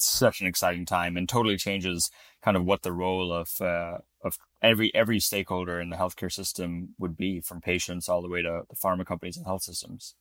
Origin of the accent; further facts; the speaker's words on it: Florida, United States; moved away; also born or lived in Utah; I grew up in Florida